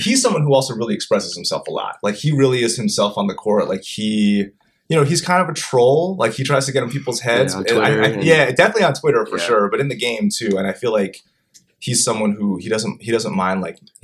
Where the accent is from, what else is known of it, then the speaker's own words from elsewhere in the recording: New Jersey, United States; moved away; I grew up in South Jersey, right outside of Philly.